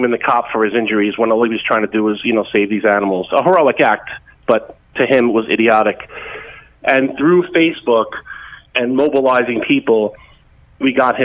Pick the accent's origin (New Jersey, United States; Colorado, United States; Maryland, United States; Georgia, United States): New Jersey, United States; Hudson County; growing up in Hudson County and from New Jersey